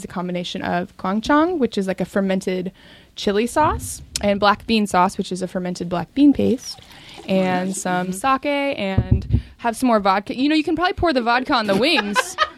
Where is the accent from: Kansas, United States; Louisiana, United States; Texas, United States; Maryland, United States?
Kansas, United States; Stilwell; I grew up in Stillwell, Kansas, which is pretty much out there where people make T-shirts to go on the Price is Right.